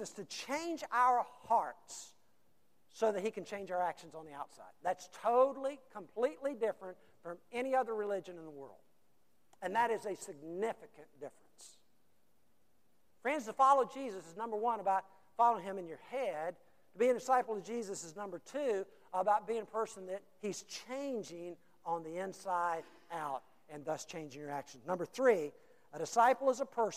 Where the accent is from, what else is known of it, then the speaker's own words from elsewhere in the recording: United States; we have decided as American Christians